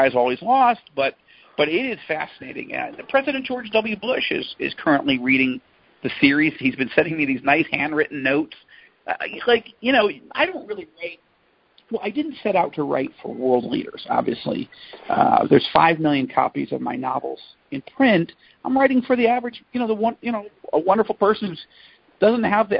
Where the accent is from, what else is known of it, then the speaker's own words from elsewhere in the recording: Jerusalem, Jerusalem District, Israel; my hometown of Jerusalem